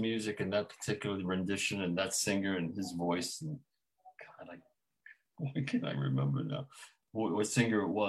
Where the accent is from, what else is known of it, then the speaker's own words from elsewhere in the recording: New York City, New York, United States; I was raised in Brownsville. It was a black neighborhood.